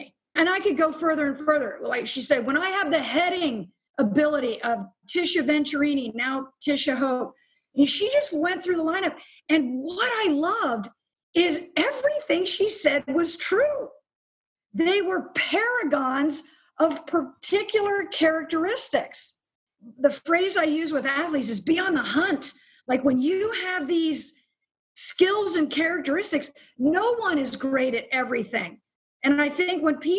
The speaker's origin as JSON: {"language": "English", "town": "Lititz", "region": "Pennsylvania", "country": "United States", "tie": "born or raised there", "moved": "yes", "said": "I grew up in a small... What people tell me, I haven't been back, is a small farming community, Lititz, Pennsylvania"}